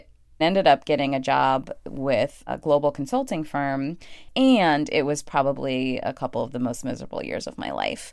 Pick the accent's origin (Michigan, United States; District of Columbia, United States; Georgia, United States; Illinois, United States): Illinois, United States; Chicago; moved away; I am from Chicago. I am a city girl first, through and through. Chicago is home, always will be, even though I don't live there now. I grew up in subsidized housing next